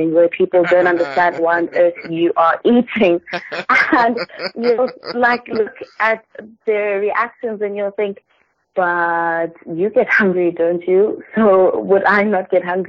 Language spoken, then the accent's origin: English; South Africa; I'm from South Africa